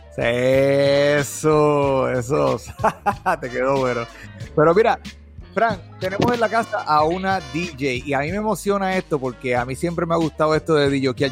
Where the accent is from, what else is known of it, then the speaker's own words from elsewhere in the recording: Puerto Rico; nací en Puerto Rico, pero el español no es mi fuerte